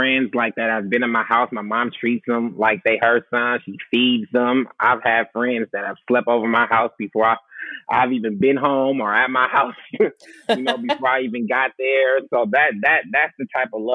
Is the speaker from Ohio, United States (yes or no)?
no; Oakland, California, United States; I grew up in the hood from seminary to 55th, my whole life in the East.